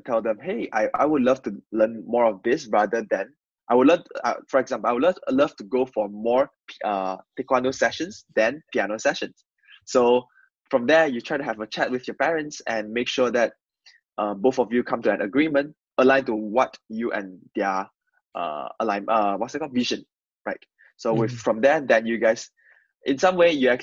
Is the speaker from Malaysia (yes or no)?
yes; Malaysia; English is a second language; moved away as an adult; now in United Kingdom; I'm from this rural area of Malaysia, where people don't really speak English. Most of our language communication medium will be Mandarin or Malay.